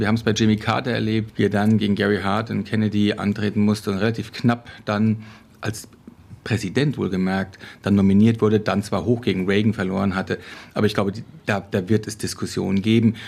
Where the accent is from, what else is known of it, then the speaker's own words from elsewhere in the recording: Hesse, Germany; bei uns in Hessen